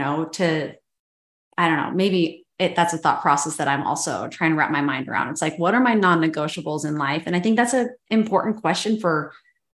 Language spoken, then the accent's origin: English; Boise, Idaho, United States; we love the Boise area, as being like born and raised in the Boise area